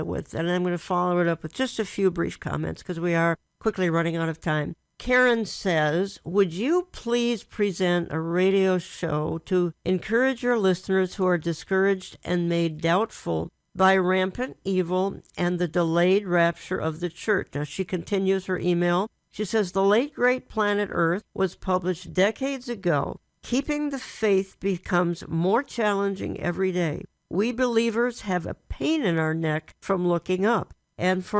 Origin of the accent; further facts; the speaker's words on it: Minneapolis, Minnesota, United States; I was raised in Minneapolis, Minnesota